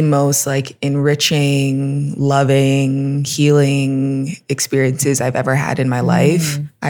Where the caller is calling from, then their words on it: Mexico City, Mexico; I am phoning in live from Mexico City. I've been in Mexico City a year and a half now, which is crazy.